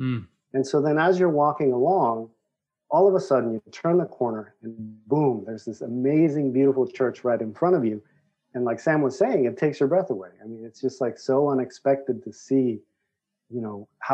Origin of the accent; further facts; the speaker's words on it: Mexico; moved away; I grew up in Mexico.